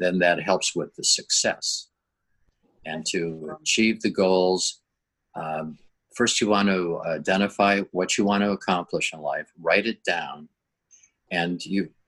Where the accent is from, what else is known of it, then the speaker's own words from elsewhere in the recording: Minnesota, United States; moved away as an adult; now in La Jolla, California, United States; I grew up in Minnesota.